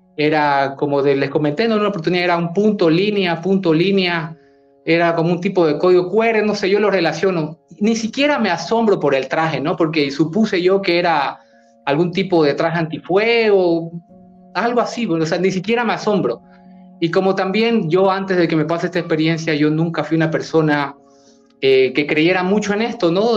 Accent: Bolivia; yo soy de Bolivia

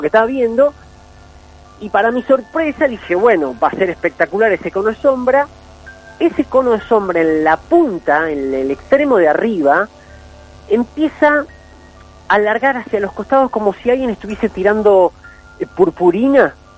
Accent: Capilla del Monte, Córdoba, Argentina; moved away as an adult; now in Buenos Aires, Argentina; yo me crío acá en Capilla del Monte desde que tengo un año y bueno, este, viví toda mi vida

